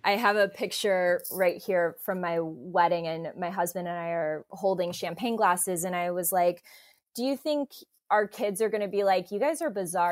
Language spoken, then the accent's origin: English; Midwest, United States; I grew up in the Midwest and my parents are both very athletic